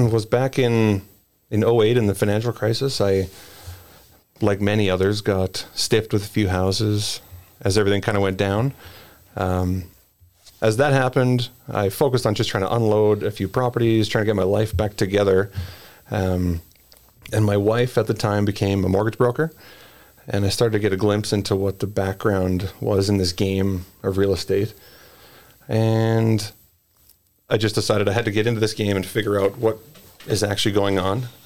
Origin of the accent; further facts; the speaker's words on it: Edmonton, Alberta, Canada; I grew up in the West End, lived in St. Albert, had to move to the center